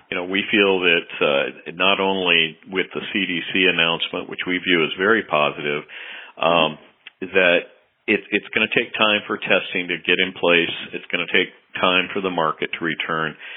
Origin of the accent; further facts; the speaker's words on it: Seattle, Washington, United States; I grew up in the Seattle area